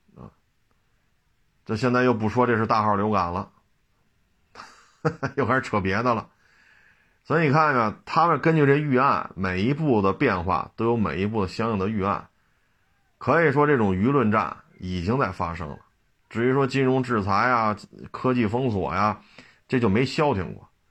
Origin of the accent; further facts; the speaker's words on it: China; 你作为一个中国人来讲，我们不见得非要去申请俄罗斯国籍